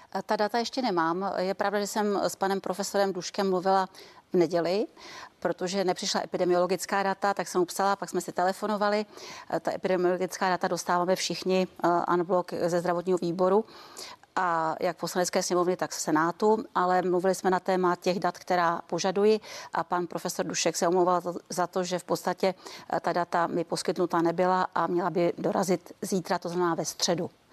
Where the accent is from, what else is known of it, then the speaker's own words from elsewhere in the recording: Czechia; my jsme z Klondajku ze severu